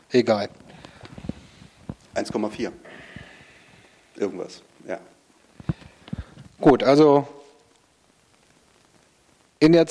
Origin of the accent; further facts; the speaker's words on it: North Rhine-Westphalia, Germany; ich komme aus Ostwestfalen und trinke Potz.